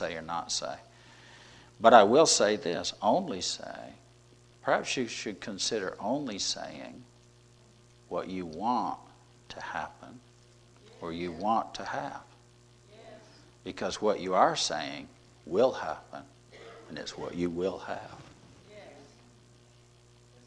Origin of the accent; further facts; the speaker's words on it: the South, United States; We're from the South